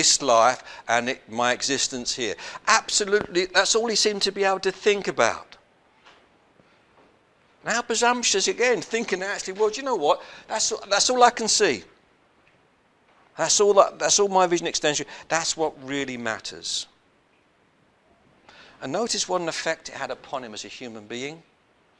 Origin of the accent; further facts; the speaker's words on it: London, United Kingdom; When I was growing up in South London